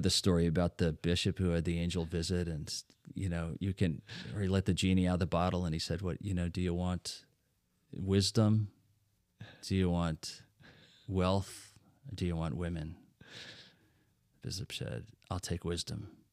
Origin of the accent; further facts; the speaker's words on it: Netherlands; now in Lancaster, United States; since I'm from Holland, I was born in Holland